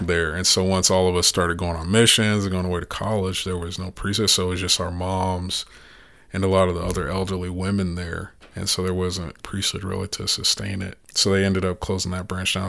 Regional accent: the Black Belt, Alabama, United States; moved away; I'm from the Black Belt, and, and the, they call it the Bible Belt too.

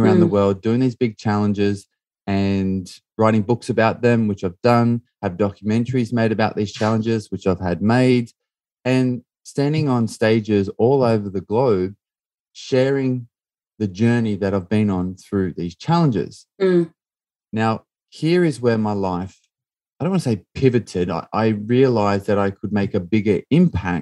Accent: Australia; I grew up in Australia.

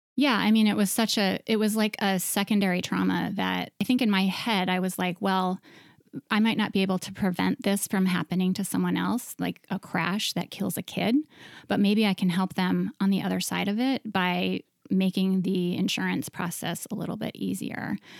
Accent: Montana, United States; moved away as an adult; also born or lived in New York City; I grew up in Montana

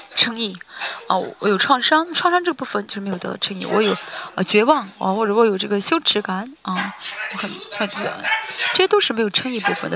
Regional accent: South Korea; 我是韩国人嘛

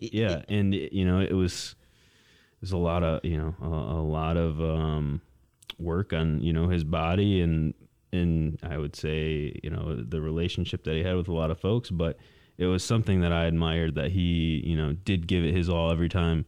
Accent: Mason, Michigan, United States; also born or lived in East Lansing; I grew up in Mason, um, just about twenty miles south of here

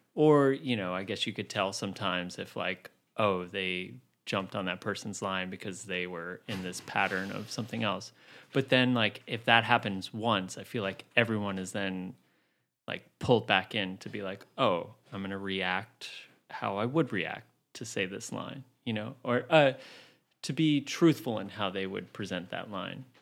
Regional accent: New City, New York, United States; moved away as an adult; also born or lived in Queens, New York; now in Brooklyn, United States; I grew up in Rockland County, suburbs in New City.

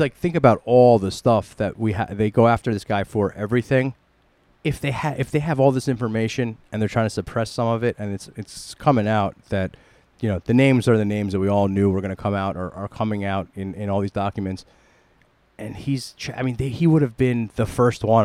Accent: New York City, New York, United States; we're from the New York City area

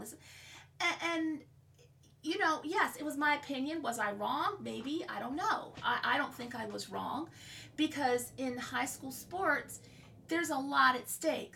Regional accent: Maryland, United States; also born or lived in Virginia / Florida; we moved back to my home state of Maryland

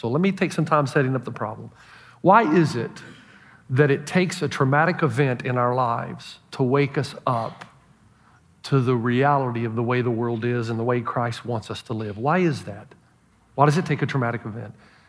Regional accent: Elizabeth, New Jersey, United States; from somebody back in Elizabeth in my hometown of a classmate that died

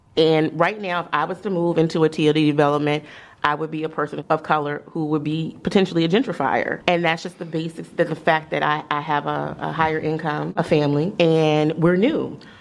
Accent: Columbia, Maryland, United States; I grew up in Columbia, Maryland.

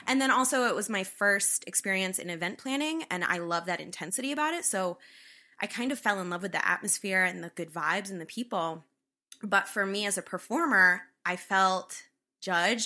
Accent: Northwest Connecticut, United States; I grew up in Northwest Connecticut.

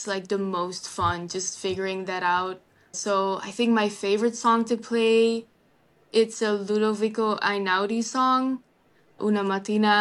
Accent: Rotterdam, South Holland, Netherlands; English is a second language; moved away as an adult; also born or lived in Illinois / Wisconsin; now in Milwaukee, United States; I was born in Rotterdam, which is like an hour away from Amsterdam, pretty close

